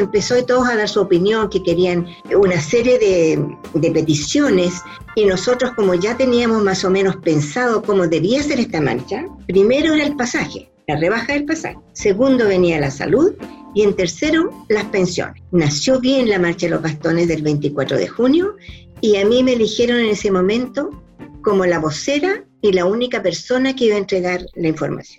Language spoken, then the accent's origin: Spanish; Chile; moved away as an adult; also born or lived in Mexico; viví muchos años fuera de Chile por trabajo, 10 años